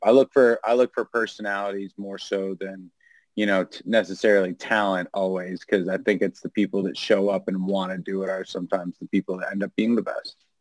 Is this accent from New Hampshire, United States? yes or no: yes; New Hampshire, United States; now in New York, United States; growing up in the New England area, New Hampshire